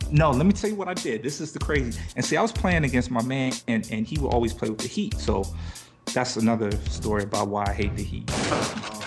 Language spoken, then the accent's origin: English; Silver Spring, Maryland, United States; I'm from Silver Spring, Maryland